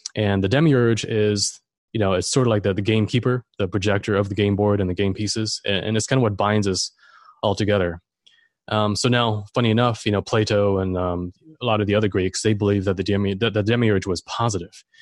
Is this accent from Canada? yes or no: no; Germany; now in Florida, United States; I'm German. I grew up in Germany, but I'm here in Florida now.